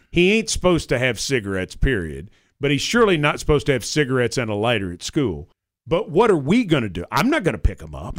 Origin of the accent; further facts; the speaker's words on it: Franklin, Tennessee, United States; I grew up in Franklin